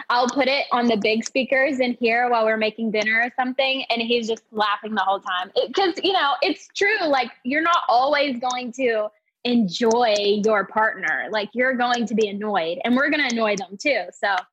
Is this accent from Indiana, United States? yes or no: no; Hoxie, Arkansas, United States; born or raised there; moved away as an adult; now in Dallas, United States